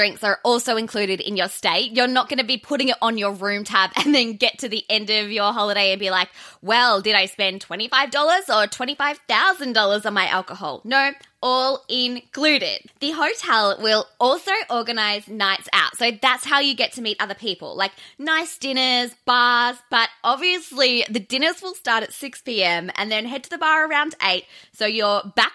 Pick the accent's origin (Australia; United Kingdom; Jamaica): Australia; I'm Australian, I'm a bogan